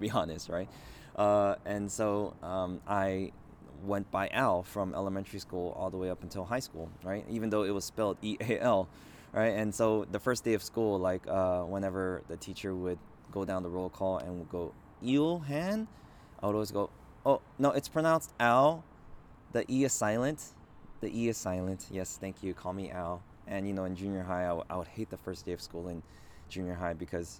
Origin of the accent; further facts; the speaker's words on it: Los Angeles, California, United States; also born or lived in South Korea; I grew up in Los Angeles for my entire life